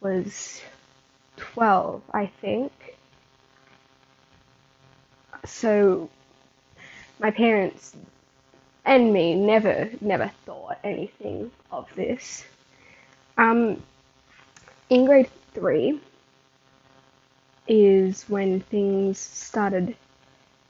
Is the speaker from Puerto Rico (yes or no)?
no; Australia; being born in March and living in Australia, I could choose if I wanted to start school when I was 4